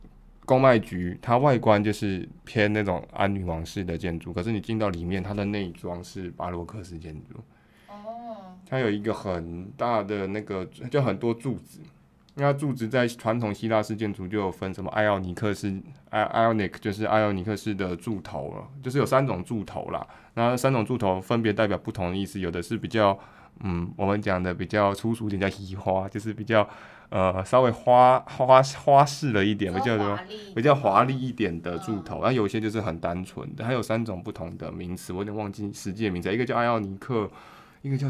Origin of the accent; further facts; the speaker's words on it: Taiwan; 所以我们台湾人差点变成法国人，